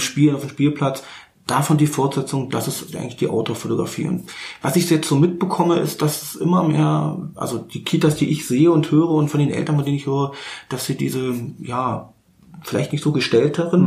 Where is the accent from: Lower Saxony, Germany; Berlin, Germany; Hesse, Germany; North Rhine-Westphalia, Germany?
Berlin, Germany; now in Bernau, Germany; Ja, ich bin richtig gebürtiger Berliner. Ich bin, ich sag's mal so schön, ich bin geborener Charité, äh, wenn auch zu DDR-Zeiten, ja. aber im Grunde genommen richtig Berliner. Ähm, wohne aber jetzt in Bernau.